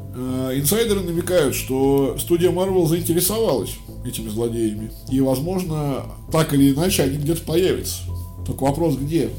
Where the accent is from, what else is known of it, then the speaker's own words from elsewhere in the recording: Russia; Я россиянин, я говорю по-российски